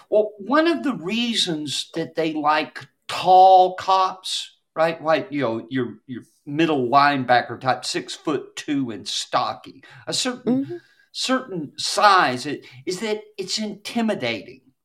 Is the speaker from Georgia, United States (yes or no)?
yes; Douglas County, west of Atlanta, Georgia, United States; when I was growing up in Douglas County, which is just west of Atlanta